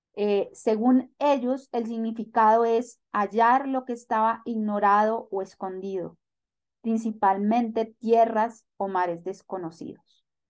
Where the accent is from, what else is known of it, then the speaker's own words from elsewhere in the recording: Italy; Spanish is a second language; moved away as an adult; now in Bogotá, Colombia; una italiana eh, que vive en América Latina, por la precisión en Bogotá, desde hace 10 años